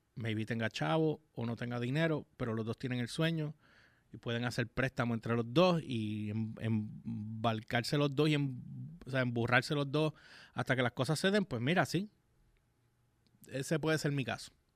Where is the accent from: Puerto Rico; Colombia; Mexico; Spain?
Puerto Rico; no en mi país